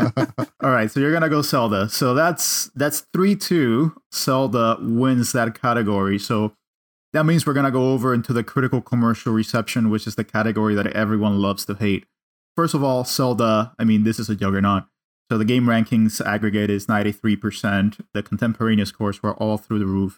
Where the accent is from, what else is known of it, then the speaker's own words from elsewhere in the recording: Cuba; English is a second language; moved away; I grew up in Cuba